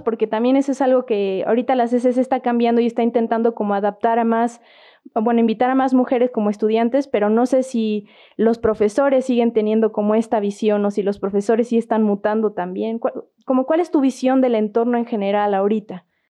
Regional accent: Querétaro, Mexico; nosotros aquí en Querétaro, porque pues somos de acá de Querétaro

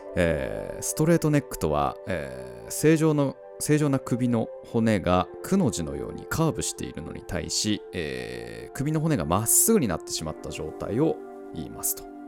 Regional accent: Tohoku, Japan; 僕あ東北出身なんですけども

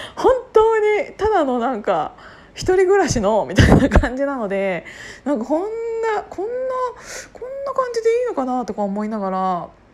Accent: Kiryu, Gunma, Japan; 群馬県の桐生市出 身なんですけど私

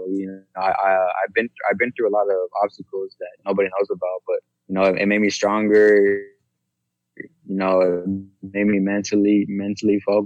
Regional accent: San Antonio, Texas, United States; growing up here in San Antonio, born and raised

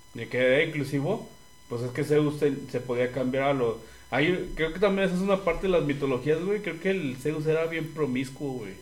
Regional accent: Mexico; como mexicano tenemos muchas creencias

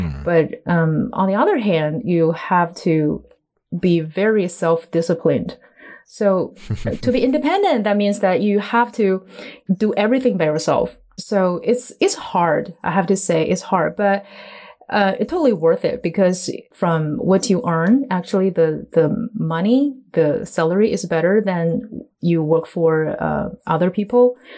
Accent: Tianjin, China; English is a second language; Yes. Tianjin? Right now, because this coronavirus outbreak, I have to stay in my hometown.

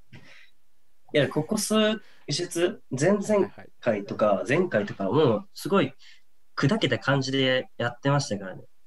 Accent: Hokuriku, Ishikawa, Japan; 僕はあの北陸の石川県出身なんですけど

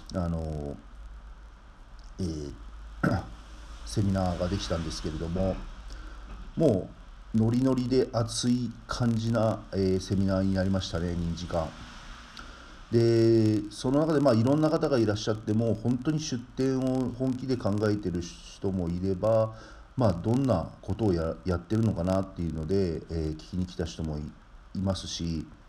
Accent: Tomioka, Gunma, Japan; 私が住んでいる群馬の富岡

